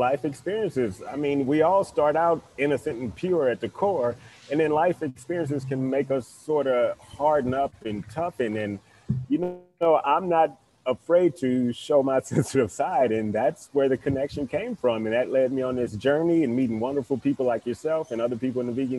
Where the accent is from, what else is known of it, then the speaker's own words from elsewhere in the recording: East St. Louis, Illinois, United States; moved away as an adult; also born or lived in Phoenix area; I'm originally from East St. Louis, Illinois, so I'm a Midwestern guy.